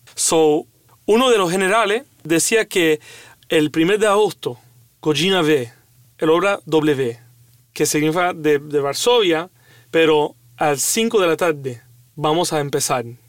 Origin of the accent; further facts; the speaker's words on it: Cuba; un cubano